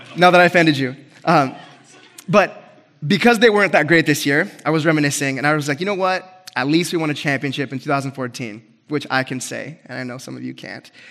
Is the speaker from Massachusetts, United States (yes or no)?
no; Grants Pass, Oregon, United States; moved away; So, I love my hometown